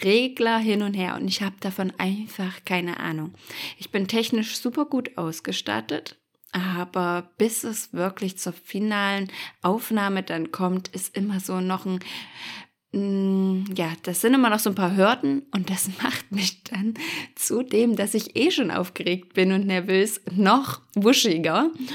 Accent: Germany; wir sind ja als Deutsche

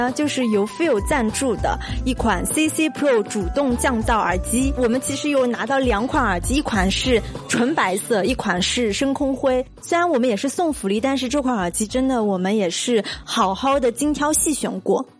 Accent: Nantong, Jiangsu, China; 我今天是来自江苏南通的

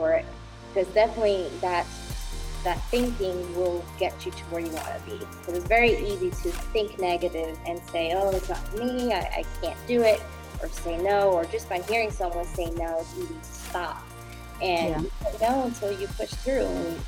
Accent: New Jersey, United States; moved away as an adult; now in North Carolina, United States; Grew up and was born and raised in New Jersey.

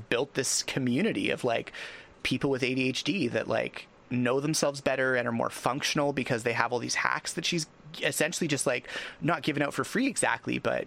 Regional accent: Canada; I'm Canadian

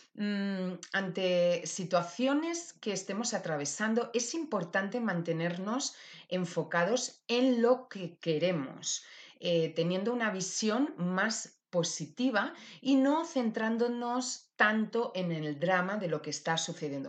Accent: Valencia, Valencian Community, Spain; mi tierra querida, Valencia.

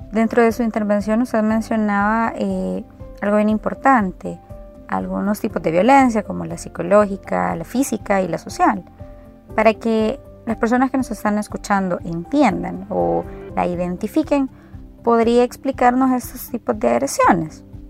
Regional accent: El Salvador; nos eduquemos como salvadoreños

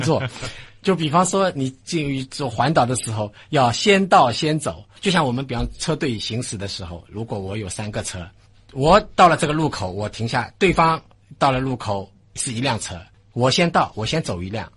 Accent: China; 我们中国人

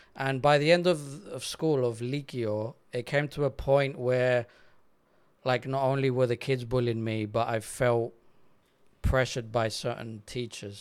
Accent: Paralimni, Cyprus; accent: English; also born or lived in London, England / Netherlands; I was eight years old, we moved from London to Cyprus

